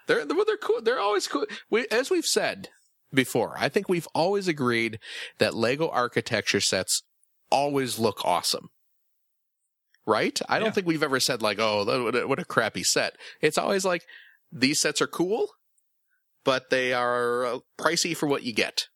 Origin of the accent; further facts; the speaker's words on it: Chicago, Illinois, United States; I'm from the Chicago suburbs, so you know, grew up uh, in and around Chicago quite a bit.